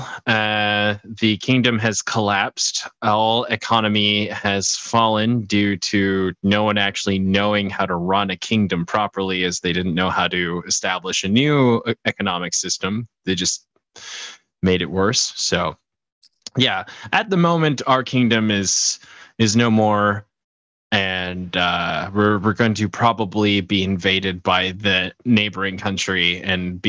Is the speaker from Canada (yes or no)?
yes; Canada; I'm part of the Commonwealth. I'm Canadian.